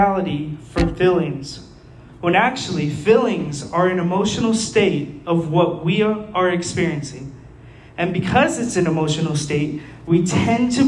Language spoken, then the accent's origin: English; Las Cruces, New Mexico, United States; I'm like from Las Cruces traveling the world.